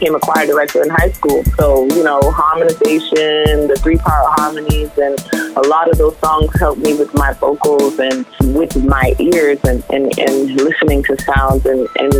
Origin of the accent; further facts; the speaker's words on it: Brockton, Massachusetts, United States; also born or lived in Boston, Massachusetts / Brooklyn, New York; I'm originally from Brockton, Massachusetts.